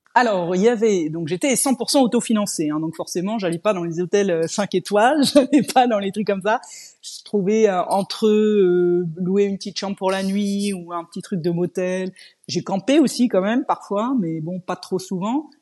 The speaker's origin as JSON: {"language": "French", "region": "Normandy", "country": "France", "also_born_or_lived": "Scotland / England / Germany / Switzerland", "moved": "as an adult", "said": "je suis française et je suis normande d'origine"}